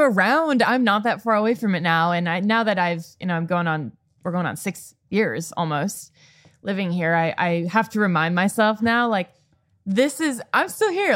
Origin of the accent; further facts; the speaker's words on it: Chicago, Illinois, United States; moved away as an adult; also born or lived in Boston; I'm from born and raised in the Chicago suburbs